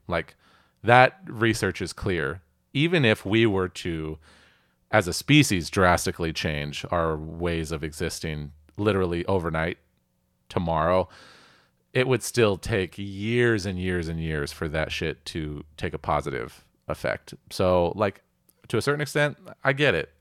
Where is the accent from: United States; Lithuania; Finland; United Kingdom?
United States; Puget Sound, Pacific Northwest, Washington; I grew up here in the Pacific Northwest. I grew up in Puget Sound